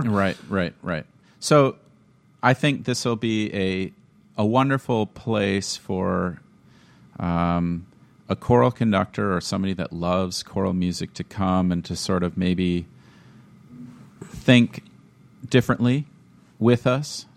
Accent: Minnesota, United States; moved away as an adult; also born or lived in Washington; now in Wisconsin, United States; growing up in Minnesota means that you were under the heavy hand of Lutheran choral tradition

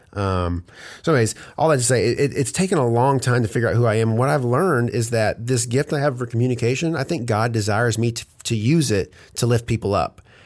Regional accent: Hope, Arkansas, United States; moved away as an adult; also born or lived in Oklahoma / Conway, Arkansas; now in Atlanta, United States; I was born in Oklahoma and then my parents moved, uh, to Hope, Arkansas, and when I was like two. And so I went to all through my, you know, all through school there

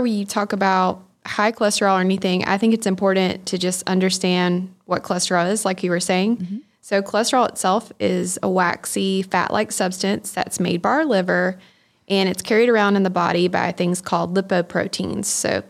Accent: Tifton, Georgia, United States; So I'm actually from Tifton, born and raised here. Went through the Tift County school system.

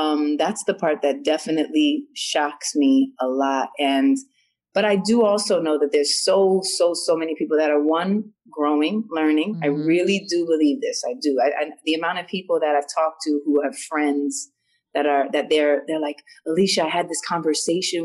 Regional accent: New York, United States; I grew up in New York and because I'm mixed

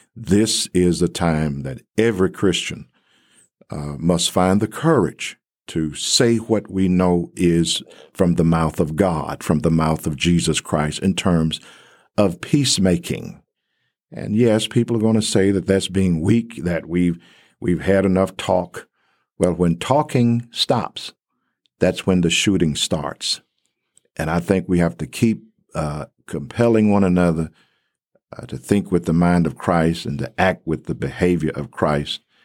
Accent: Covington, Tennessee, United States; moved away as an adult; also born or lived in Texas / Atlanta, Georgia; now in Abilene, United States; I was born in Covington, Tennessee

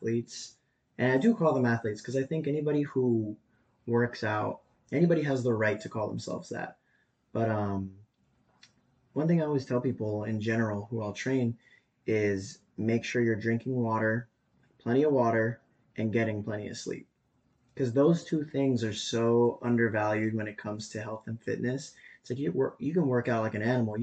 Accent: Madera, California, United States; born and raised in Madera too

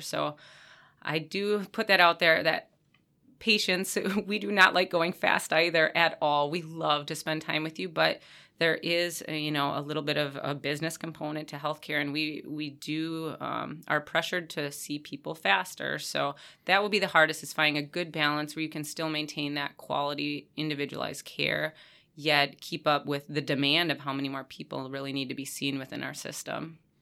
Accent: Stevens Point, Wisconsin, United States; I was born and raised in Stevens Point area

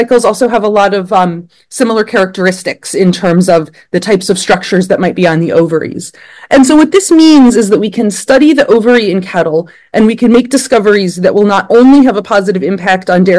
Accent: Blacksburg, Virginia, United States; moved away as an adult; now in Pennsylvania, United States; I grew up in Blacksburg, Virginia, and I was in 4-H as a kid

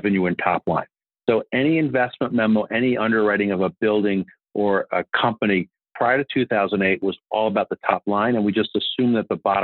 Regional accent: Washington, District of Columbia, United States; I grew up here in Washington, D.C., which is where I'm speaking to you from

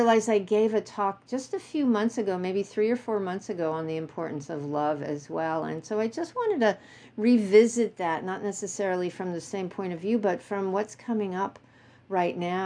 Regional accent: New York, United States; I grew up in New York

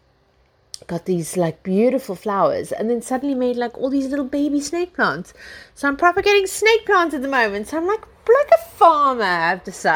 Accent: South Africa; now in United Kingdom; I see myself as South African as well

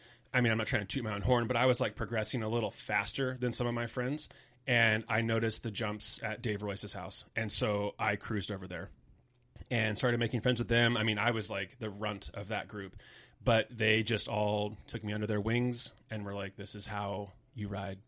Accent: Cottonwood, California, United States; Cottonwood's like 30 minutes south of it. Real small little podunk kind of country town.

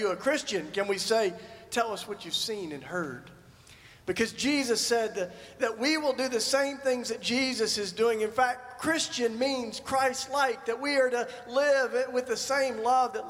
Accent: Tennessee, United States; I grew up in Tennessee in the Bible Belt

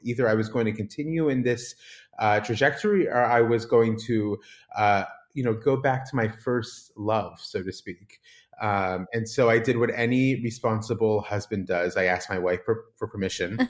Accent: San Diego, California, United States; moved away as an adult; now in Israel; growing up in Southern California, in San Diego

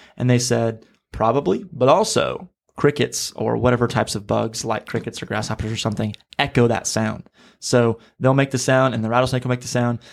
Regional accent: Missouri, United States; now in Florida, United States; I'm from Missouri. I've had to get used to alligators here in, uh, Florida

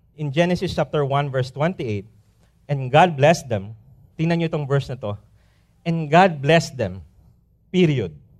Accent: Philippines; moved away as an adult; lilipad kami after two days sa probinsya namin

